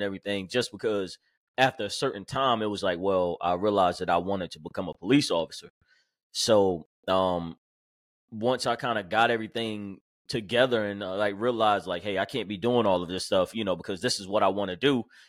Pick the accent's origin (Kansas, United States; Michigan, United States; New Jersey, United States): New Jersey, United States; Jersey City; born there; Well, I'm from Jersey City, New Jersey. Then I moved down here after I was born, like 6 months old.